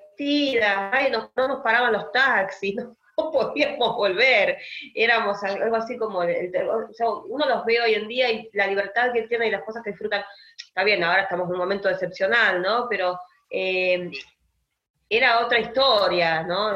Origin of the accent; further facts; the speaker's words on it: Argentina; como argentina